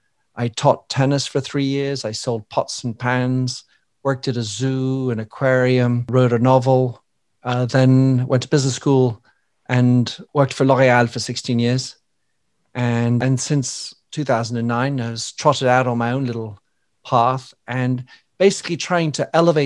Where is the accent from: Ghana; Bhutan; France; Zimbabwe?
France; moved away; also born or lived in Belgium / England; I was born in Belgium to American parents, raised in France, educated in England for 12 years in private schools